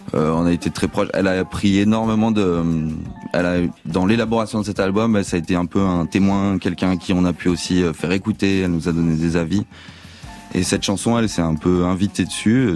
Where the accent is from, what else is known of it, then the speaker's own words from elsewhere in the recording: France; on est français que je sais même si j'ai un anglais correct